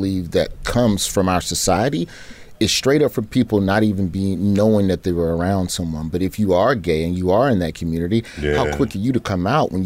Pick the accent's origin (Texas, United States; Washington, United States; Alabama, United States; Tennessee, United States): Alabama, United States; Birmingham; growing up in Birmingham